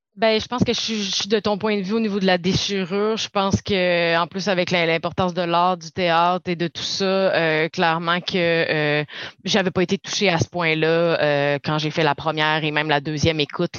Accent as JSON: {"language": "French", "town": "Saguenay", "region": "Quebec", "country": "Canada", "said": "je viens du Saguenay"}